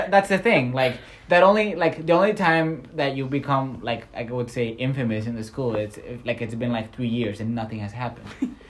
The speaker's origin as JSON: {"language": "English", "country": "Canada", "said": "because I came from Canada, I know English."}